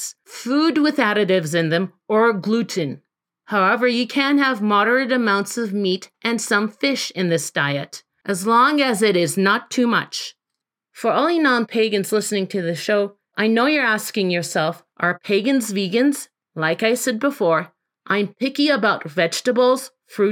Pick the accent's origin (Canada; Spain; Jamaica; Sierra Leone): Canada; I am from Canada